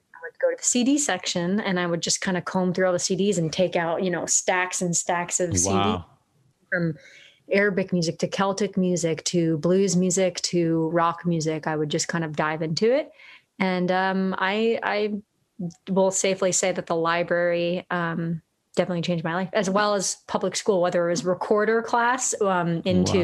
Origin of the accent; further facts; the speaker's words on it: New York area, United States; now in Los Angeles, United States; I'm originally from the New York area, but I'm in Los Angeles right now